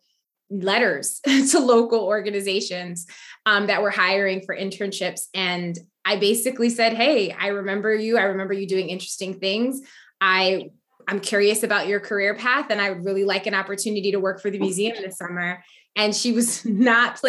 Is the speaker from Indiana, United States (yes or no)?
no; Waterbury, Connecticut, United States; Waterbury, Connecticut.